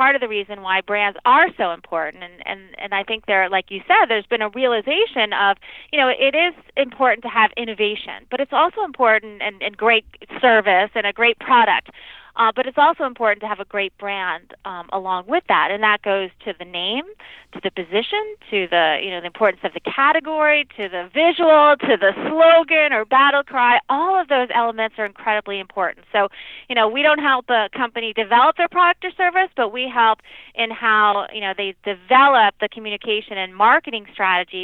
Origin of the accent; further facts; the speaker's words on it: Long Island, just outside New York City, United States; grew up in just outside of New York City, Long Island. If you're from the area, you know the accent